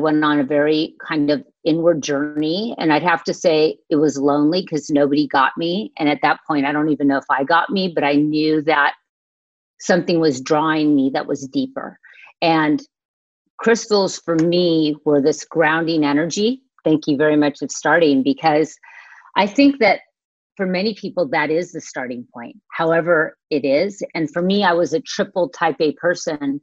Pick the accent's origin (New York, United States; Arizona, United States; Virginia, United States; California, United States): California, United States; Manhattan Beach; I grew up in Manhattan Beach